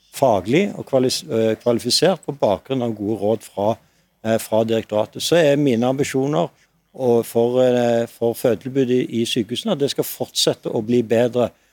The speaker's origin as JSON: {"language": "Norwegian", "town": "Stavanger", "region": "Rogaland", "country": "Norway", "tie": "born or raised there", "said": "min hjemby i Stavanger"}